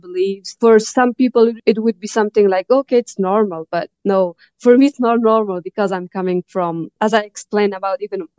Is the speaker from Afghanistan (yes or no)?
yes; Afghanistan; moved away as an adult; also born or lived in Tajikistan; now in Canada; when I was a kid or growing up in Afghanistan